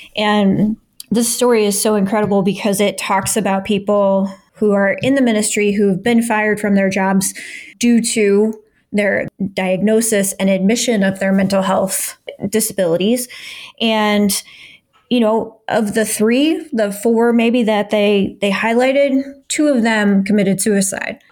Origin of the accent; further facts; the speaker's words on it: Midwest, United States; I grew up in the Midwest in Assemblies of God, kind of Pentecostal church